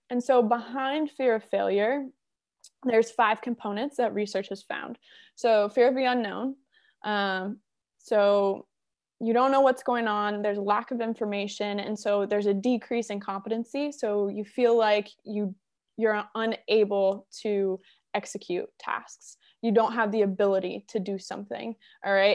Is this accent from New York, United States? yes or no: no; Wellington, Florida, United States; I grew up in South Florida, West Palm Beach, Wellington area